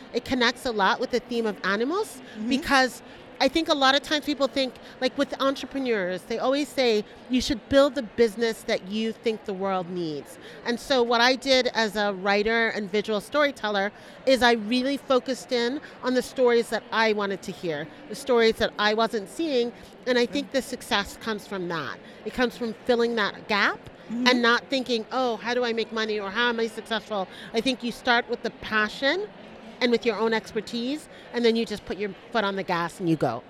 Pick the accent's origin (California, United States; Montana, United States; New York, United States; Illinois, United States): New York, United States; I grew up in New York, but my family, my mom is so super Panamanian